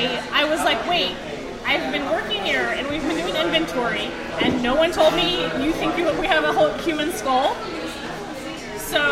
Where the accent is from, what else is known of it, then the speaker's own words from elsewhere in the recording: Springfield, Missouri, United States; also born or lived in North Dakota; I'm from Springfield, but for a short amount of time, about a year and a half, I lived in North Dakota.